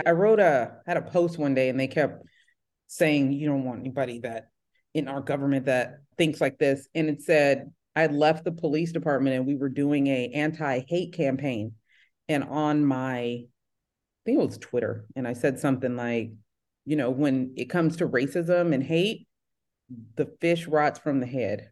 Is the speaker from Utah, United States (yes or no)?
no; San Jose, California, United States; now in Redondo Beach, United States; I'm born and raised in San Jose, California, and now that's the Silicon Valley.